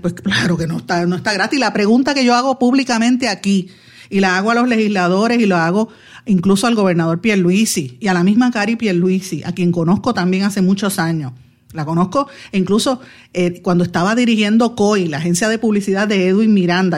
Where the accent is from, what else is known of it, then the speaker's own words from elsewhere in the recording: Guaynabo, Puerto Rico; mi pueblo de Guaynabo